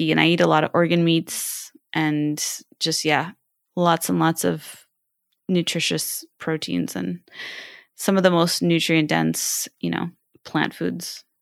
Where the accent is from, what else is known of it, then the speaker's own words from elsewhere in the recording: China; also born or lived in Southeast Asia; See, I was raised in Southeast Asia and and in China, and I love spicy food